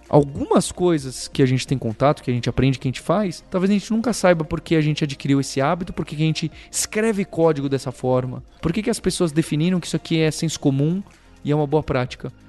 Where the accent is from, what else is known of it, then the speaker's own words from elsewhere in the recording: São Paulo, Brazil; A primeira cidade, a melhor cidade do mundo é a São Paulo, é onde eu nasci, onde eu cresci e onde eu vivo